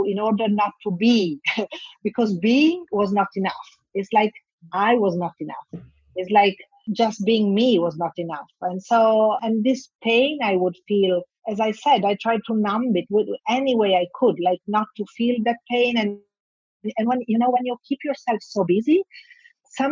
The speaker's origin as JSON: {"language": "English", "town": "Bologna", "region": "Emilia-Romagna", "country": "Italy", "tie": "born or raised there", "also_born_or_lived": "Milan", "second_language": "English", "said": "I'm from Italy, but my hometown is Bologna."}